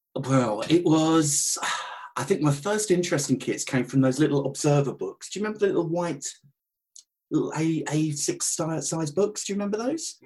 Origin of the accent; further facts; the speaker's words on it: Southend-on-Sea, East of England, United Kingdom; Southend were my local side